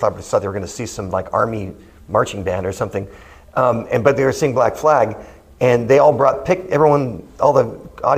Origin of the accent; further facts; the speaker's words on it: Manhattan Beach, California, United States; this park that was in my hometown